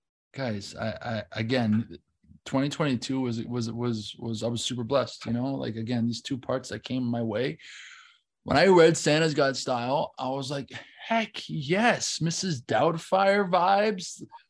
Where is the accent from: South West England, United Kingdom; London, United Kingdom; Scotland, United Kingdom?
Scotland, United Kingdom; I'm from Scotland. Yeah. You know, Ethan. Yeah. He's my mate from back home.